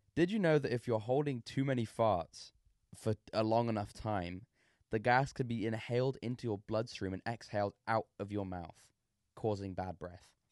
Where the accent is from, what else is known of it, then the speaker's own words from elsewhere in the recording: England, United Kingdom; I'm English.